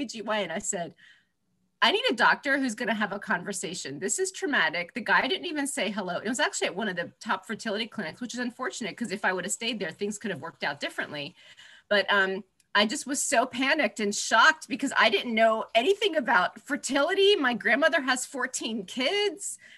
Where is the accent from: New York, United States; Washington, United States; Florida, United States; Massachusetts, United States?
Florida, United States; now in Manhattan, United States; I grew up in Florida